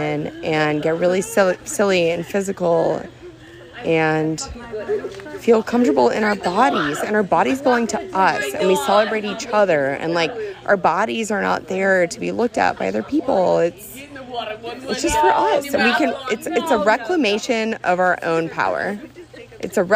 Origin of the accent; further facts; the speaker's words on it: New Orleans, Louisiana, United States; I'm from New Orleans